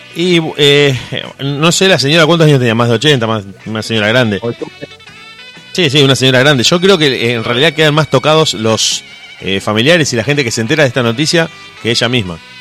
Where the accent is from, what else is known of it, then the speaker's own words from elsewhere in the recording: Argentina; somos como argentinos